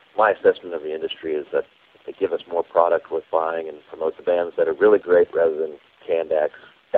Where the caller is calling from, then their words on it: Cincinnati, Ohio, United States; I'm calling from Cincinnati, Ohio.